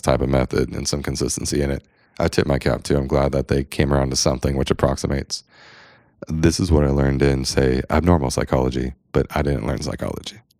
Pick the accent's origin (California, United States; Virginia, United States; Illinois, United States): California, United States; San Diego; I'm a dude from San Diego